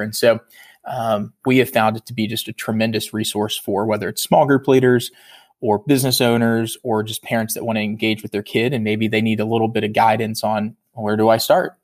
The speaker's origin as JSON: {"language": "English", "region": "Virginia", "country": "United States", "said": "I'm originally from Virginia"}